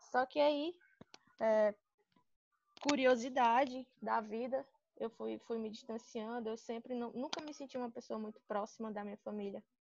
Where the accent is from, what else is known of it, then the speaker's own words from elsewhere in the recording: Sobral, Ceará, Brazil; now in Fortaleza, Brazil; Eu sou do interior de Sobral, moro lá em Sobral, passei a vida toda lá, nunca quis saber de outra coisa.